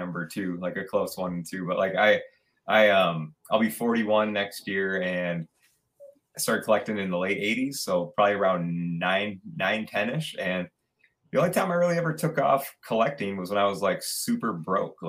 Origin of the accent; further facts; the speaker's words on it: Ann Arbor, Michigan, United States; I'm a local Michigan guy, man. I'm born and raised in Ann Arbor, Michigan.